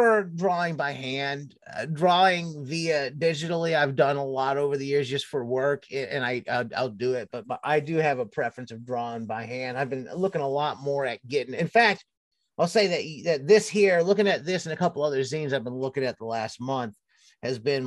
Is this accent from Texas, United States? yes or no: no; Cleveland, Ohio, United States; moved away as an adult; also born or lived in Southern California; I grew up in Cleveland, Ohio, and lived through Ohio